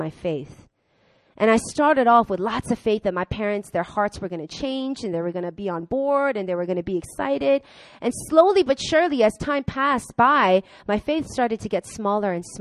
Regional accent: Long Island, New York, United States; I grew up in Long Island with a lot of rich, white, Jewish people

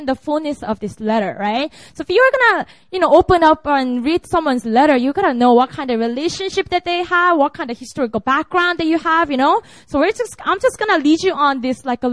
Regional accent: Busan, South Korea; also born or lived in Seoul; Busan is my hometown

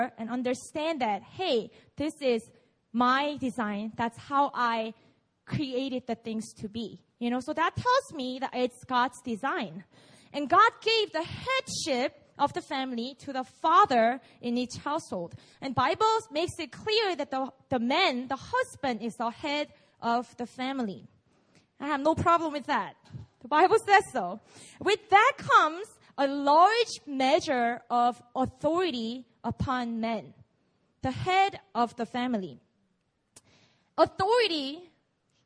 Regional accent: South Korea; English is a second language; I grew up here, so English is my second language.

